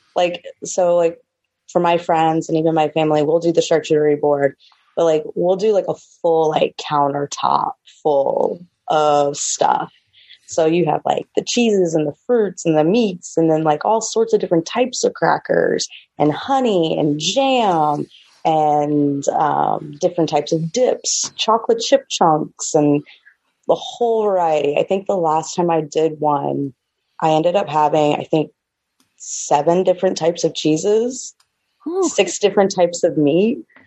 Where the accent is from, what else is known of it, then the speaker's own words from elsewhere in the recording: St. Petersburg, Florida, United States; I am from St. Pete, Florida, uh, Sunshine State